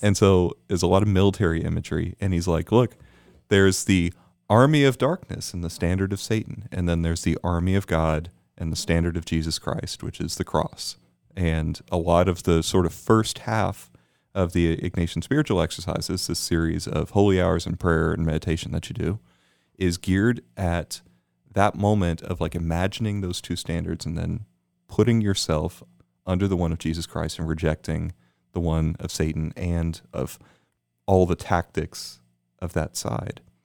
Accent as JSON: {"language": "English", "town": "Houston", "region": "Texas", "country": "United States", "tie": "born or raised there", "said": "I was born in Houston."}